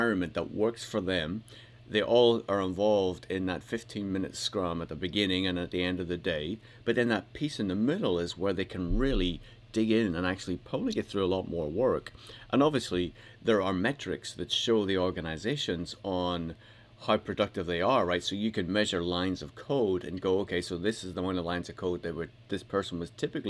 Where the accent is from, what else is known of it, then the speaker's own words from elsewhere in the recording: United Kingdom; I'm British